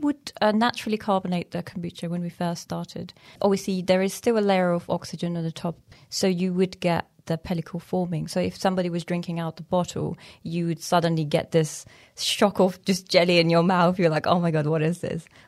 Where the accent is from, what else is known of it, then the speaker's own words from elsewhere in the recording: Iran; moved away; also born or lived in Afghanistan; Originally, I'm from Afghanistan, And I grew up in Iran